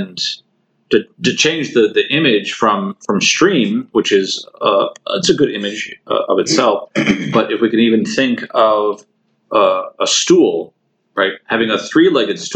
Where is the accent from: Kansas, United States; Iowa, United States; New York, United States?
Iowa, United States; Davenport; I'm very happy to be from Davenport, Iowa